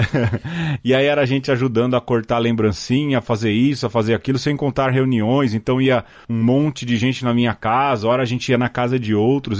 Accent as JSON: {"language": "Portuguese", "region": "São Paulo", "country": "Brazil", "said": "A gente veio da periferia de São Paulo"}